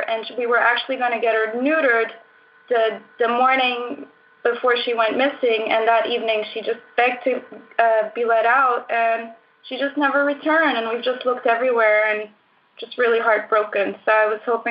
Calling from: Sintra, Lisbon, Portugal; I'm calling in from Portugal, actually Sintra, a little town by the coast

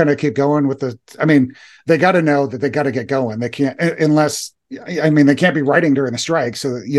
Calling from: Germany; English is a second language

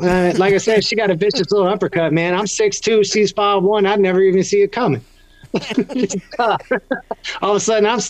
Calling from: Cape Coral, Florida, United States; Yeah, I'm down here in Cape Coral, Florida, right where Hurricane Ian hit, as a matter of fact.

